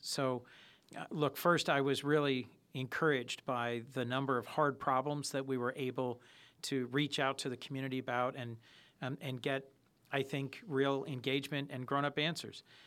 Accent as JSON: {"language": "English", "town": "Hockessin", "region": "Delaware", "country": "United States", "tie": "born or raised there", "said": "I grew up in Hokessen"}